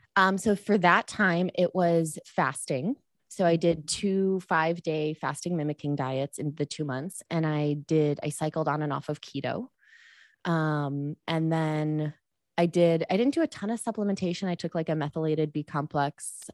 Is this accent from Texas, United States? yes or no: no; Chicago, Illinois, United States; moved away; I was born at home, breastfed till I was four, which was totally a weird thing in the eighties in Chicago.